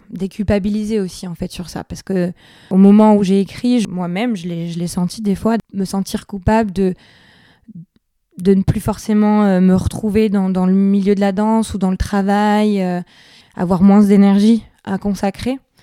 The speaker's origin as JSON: {"language": "French", "town": "Biarritz", "region": "Nouvelle-Aquitaine", "country": "France", "tie": "born or raised there", "moved": "yes", "said": "Je suis originaire de Biarritz"}